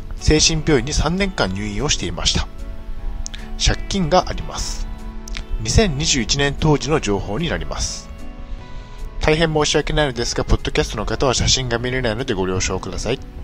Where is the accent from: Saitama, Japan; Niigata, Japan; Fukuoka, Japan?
Niigata, Japan; moved away as an adult; also born or lived in Chiba; 地元新潟を離れ千葉県で新生活をスタートさせた